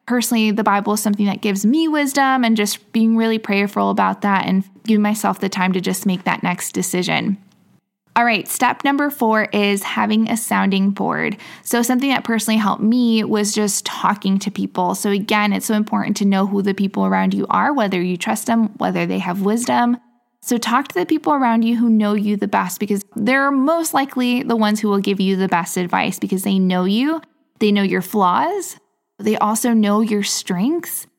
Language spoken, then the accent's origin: English; Midwest, United States; moved away as an adult; also born or lived in England; now in Miami, United States; I grew up in the Midwest and now I'm living in Miami, Florida